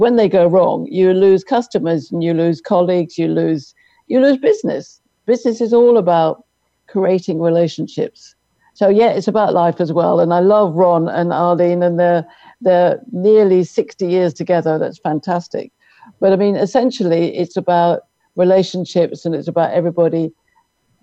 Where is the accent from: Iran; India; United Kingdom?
United Kingdom; London; moved away as an adult; now in Irvine, United States; I'm from London, but I'm married to my American soulmate, Jim, Jim Omtz